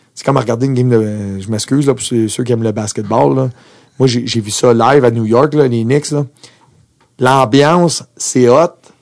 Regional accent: Montreal, Quebec, Canada; also born or lived in Austria; Moi, je viens de Montréal

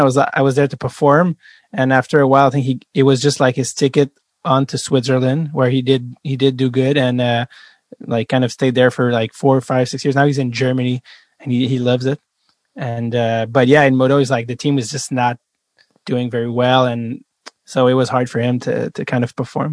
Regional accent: Montreal, Quebec, Canada; English is a second language; where are you from and I say Montreal

